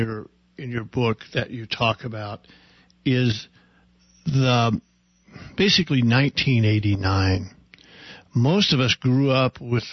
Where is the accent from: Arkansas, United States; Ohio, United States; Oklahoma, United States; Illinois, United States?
Oklahoma, United States; When I was growing up in Oklahoma, the guy next to us had a fallout shelter